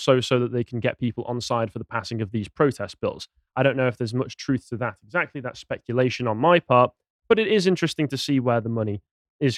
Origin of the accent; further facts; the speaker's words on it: United Kingdom; We're British